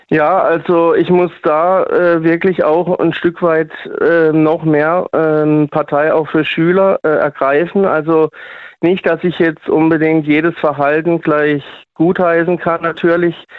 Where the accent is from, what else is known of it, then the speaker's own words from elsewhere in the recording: Switzerland; now in Freiburg, Germany; aber bin auch aus der Schweiz. ursprünglich mal